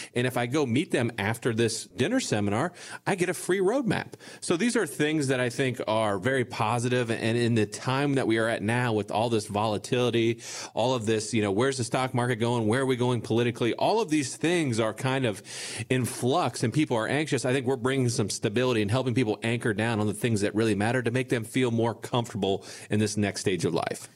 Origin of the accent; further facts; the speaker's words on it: Bellefontaine, Ohio, United States; we're from a small town. I, I, you guys may or may not have heard of it. I, I'm from Belle Fountain, Ohio